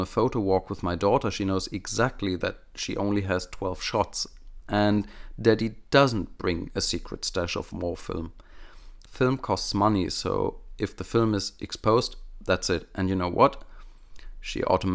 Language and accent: English; Germany; accent: German; first language German; English is a second language; my native German speaking skills